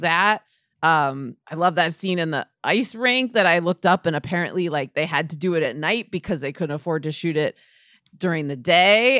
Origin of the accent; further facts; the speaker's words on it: Scarsdale, New York, United States; That was what growing up in Scarsdale was like